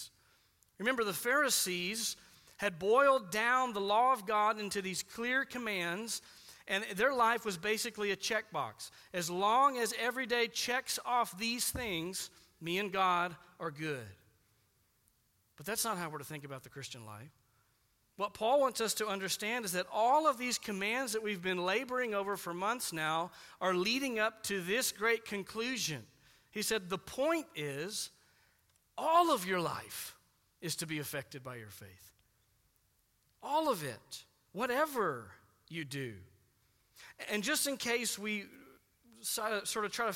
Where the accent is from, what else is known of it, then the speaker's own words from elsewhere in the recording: United States; we're Americans